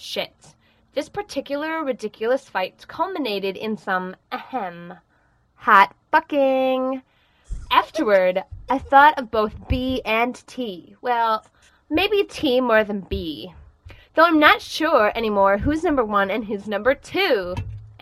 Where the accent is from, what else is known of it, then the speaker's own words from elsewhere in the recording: Madison, Wisconsin, United States; moved away as an adult; Madison, Wisconsin